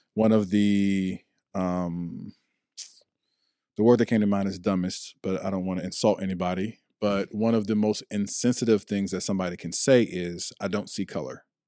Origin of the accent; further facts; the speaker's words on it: Chicago, Illinois, United States; also born or lived in Ohio; now in Washington, D.C. metropolitan area, United States; I'm from Chicago, Illinois. I've lived in Ohio. I now live in the D C metropolitan area.